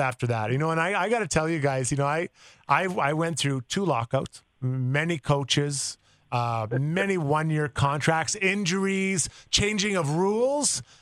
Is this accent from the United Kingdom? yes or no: no; Canada; As a Canadian